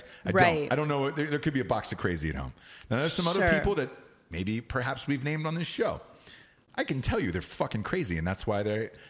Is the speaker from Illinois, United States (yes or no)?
no; Atlanta, Georgia, United States; Goddamn right. I'm from Atlanta.